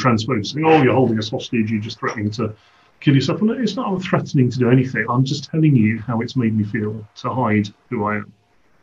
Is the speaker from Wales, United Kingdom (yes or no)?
no; London, United Kingdom; moved away; I went to London. It was the first time in effectively my hometown as myself